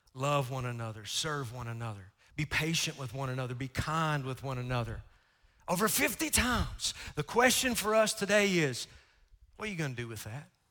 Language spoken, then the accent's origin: English; Sassafras, Kentucky, United States; moved away; also born or lived in Morehead, Kentucky; I grew up in Sassafras, Kentucky, and I grew up poor, y'all